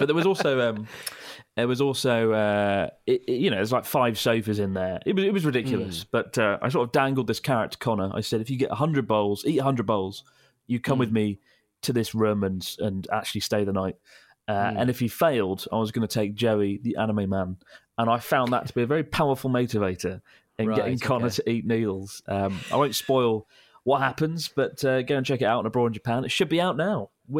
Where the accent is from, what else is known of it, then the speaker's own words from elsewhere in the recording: United Kingdom; as a British person